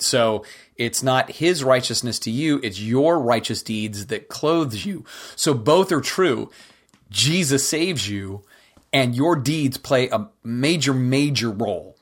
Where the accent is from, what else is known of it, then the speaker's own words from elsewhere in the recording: United States; we as American Christians